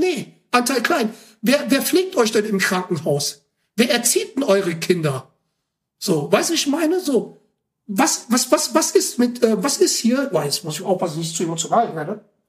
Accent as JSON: {"language": "German", "area": "Ruhr area", "region": "North Rhine-Westphalia", "country": "Germany", "said": "ich komme aus dem Pott"}